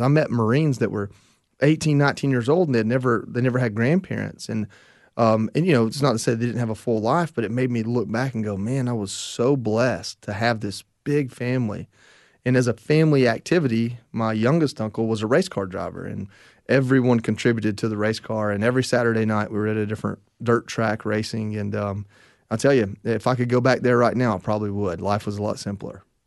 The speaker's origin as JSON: {"language": "English", "region": "Northwest Georgia", "country": "United States", "tie": "born or raised there", "said": "I grew up in Northwest Georgia"}